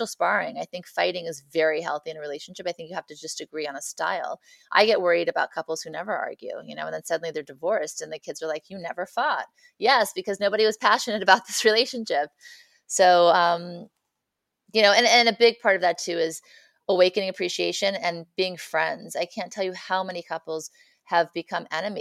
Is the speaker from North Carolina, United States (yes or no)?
no; Beverly Hills, California, United States; I grew up in Beverly Hills